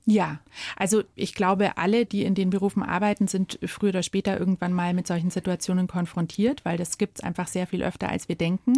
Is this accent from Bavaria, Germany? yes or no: yes; Munich, Bavaria, Germany; Ich bin ein gebürtiges Münchner Kindel und das auch im Herzen.